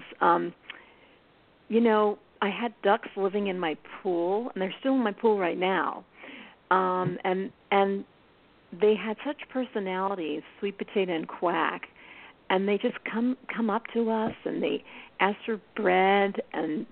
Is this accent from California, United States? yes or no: no; Philadelphia, Pennsylvania, United States; moved away; I grew up in Philly